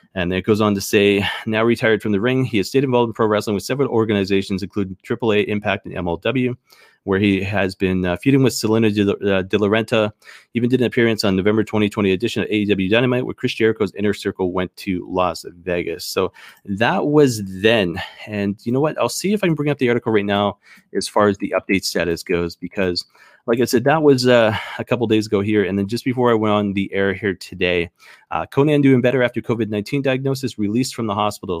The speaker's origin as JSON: {"language": "English", "country": "Canada", "said": "as a Canadian"}